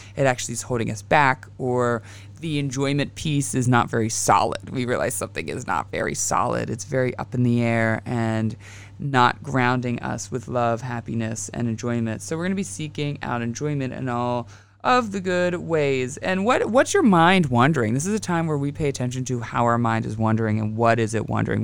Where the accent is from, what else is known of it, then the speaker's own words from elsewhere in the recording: Western Pennsylvania, United States; I grew up in Western P